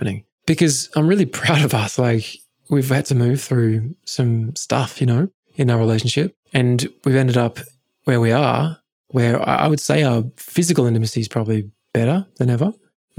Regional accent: England, United Kingdom; I grew up in England

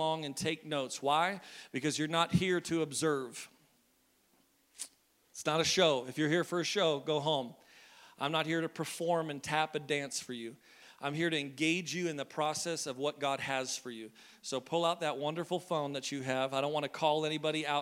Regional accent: Maine, United States; because I'm from Maine

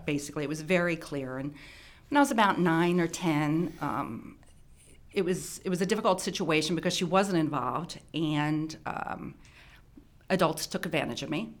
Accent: Baltimore County, Maryland, United States; also born or lived in Howard County, Maryland; I grew up in Baltimore County. Um, I think when I was twelve, I moved to Howard County

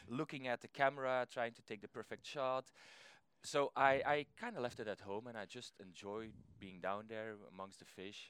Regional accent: Belgium; I'm from Belgium

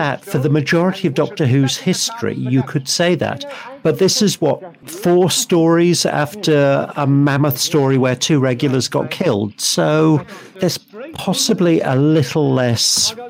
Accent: Liverpool, North West England, United Kingdom; born there; Yeah, but I was born in Liverpool. That doesn't mean I have a Scouse accent.

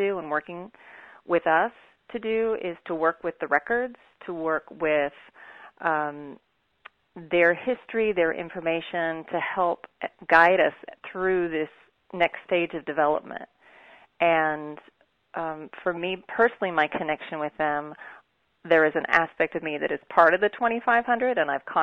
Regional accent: Kansas, United States; I'm actually from Kansas.

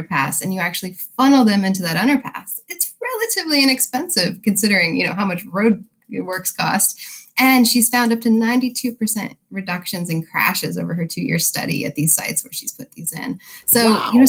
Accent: Wyoming, United States; now in Virginia, United States; I'm actually originally from Wyoming

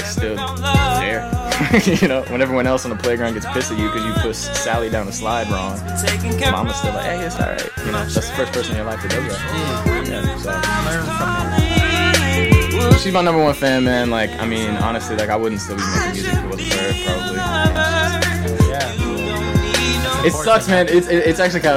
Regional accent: Los Angeles, California, United States; I was born in L.A.

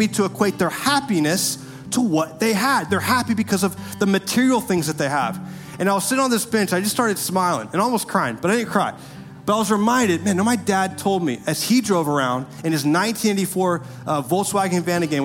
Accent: Winter Park, Florida, United States; growing up in Winter Park, my dad taught me

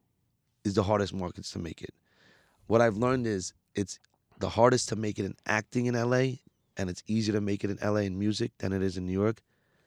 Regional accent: India; So being Indian works for me with the labels because they see like I'm way more marketable, like Bollywood.

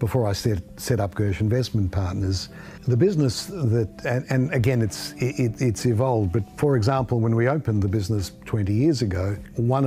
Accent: Melbourne, Victoria, Australia; I grew up in East Bentley, moved to Caulfield, lived in Melbourne all of my life

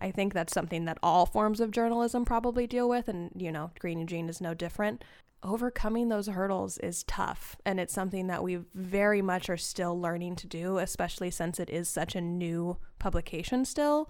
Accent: Cave Junction, Oregon, United States; I grew up in Cave Junction

